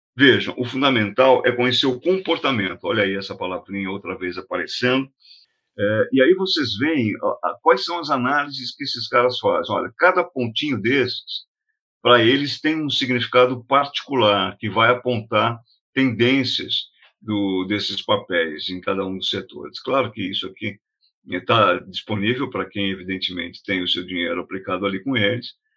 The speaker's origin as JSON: {"language": "Portuguese", "country": "Brazil", "said": "a gente é brasileiro"}